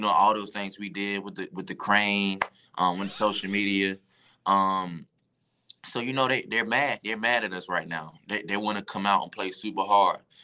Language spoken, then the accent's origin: English; Georgia, United States; I'm from Georgia